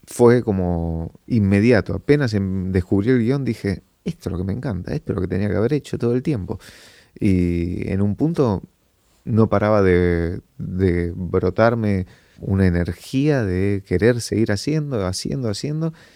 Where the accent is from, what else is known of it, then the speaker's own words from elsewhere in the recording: Argentina; somos de Argentina